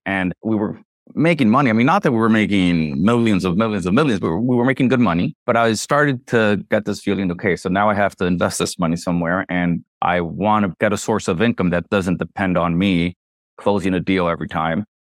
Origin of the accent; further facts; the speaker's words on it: Nicaragua; also born or lived in Miami, United States; I was born in Miami to Nicaraguan parents who were, who had im-, immigrated to Miami when th, th, there was a war. So when I was around six years old, I'm, they mo-, we moved back to Nicaragua.